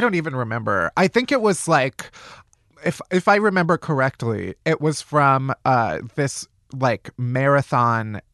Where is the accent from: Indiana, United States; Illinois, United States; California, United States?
Illinois, United States; south suburbs of Chicago; the suburbs of Chicago